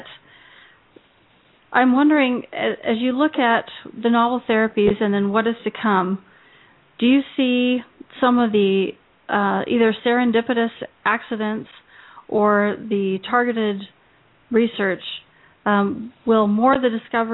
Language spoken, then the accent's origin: English; Silicon Valley, California, United States; I grew up in Silicon Valley